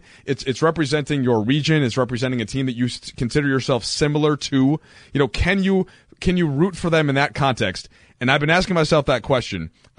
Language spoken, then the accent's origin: English; Minnesota, United States; moved away as an adult; now in Los Angeles, United States; I'm from Minnesota. I've now lived in Los Angeles for 10 years.